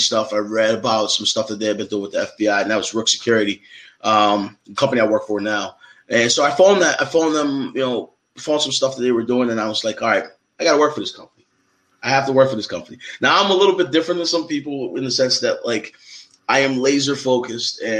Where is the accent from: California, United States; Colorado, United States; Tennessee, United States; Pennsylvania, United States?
Pennsylvania, United States; Philadelphia; I'm a kid from Philly